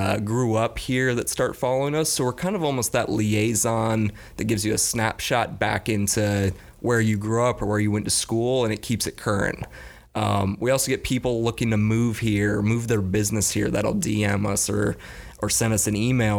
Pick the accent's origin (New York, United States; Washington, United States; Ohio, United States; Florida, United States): Florida, United States; Gainesville; also born or lived in Las Vegas; I grew up in Gainesville